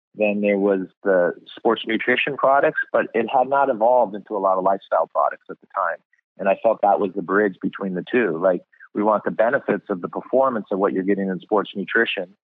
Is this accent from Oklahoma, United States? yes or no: no; California, United States; also born or lived in Boston, Massachusetts / New York City; I was born in Boston, Massachusetts, and then at three we moved to California